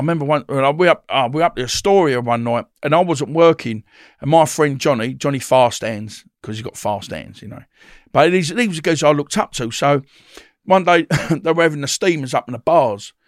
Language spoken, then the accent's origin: English; Woodford, East of England, United Kingdom; also born or lived in Bethnal Green, London; we brought up in Essex, Woodford, in Essex